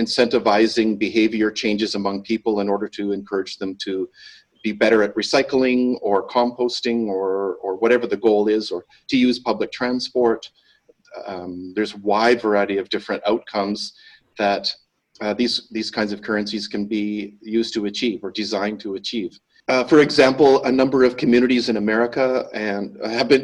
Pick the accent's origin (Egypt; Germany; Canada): Canada; moved away as an adult; now in Bali, Indonesia; I'm originally Canadian, but I've been living here in Indonesia for the past 20 years.